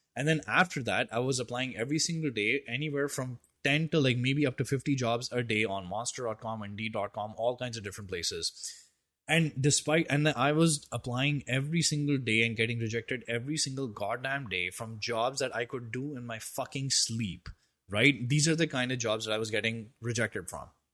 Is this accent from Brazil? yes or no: no; India; I'm an Indian